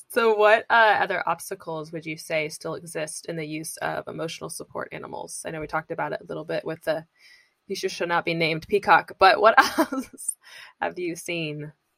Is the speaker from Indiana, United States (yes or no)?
yes; Indiana, United States; now in California, United States; I'm from Indiana